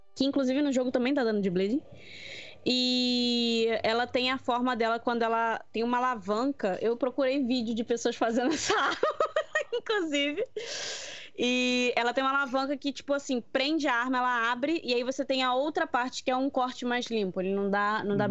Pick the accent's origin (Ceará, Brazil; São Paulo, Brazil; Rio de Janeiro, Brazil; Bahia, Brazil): Rio de Janeiro, Brazil; Eu sou carioca